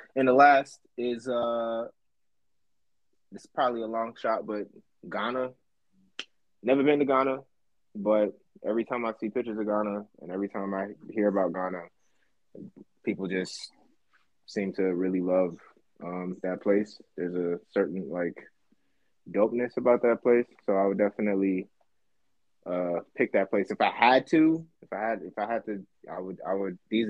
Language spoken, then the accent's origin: English; New York, United States; Listen, man, I grew up in New York. I can't, you know. I grew up there. I've always said that.